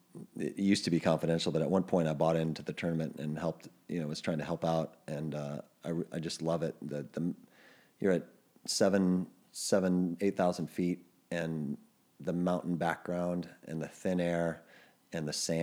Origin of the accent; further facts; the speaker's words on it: Midwest, United States; growing up in the Midwest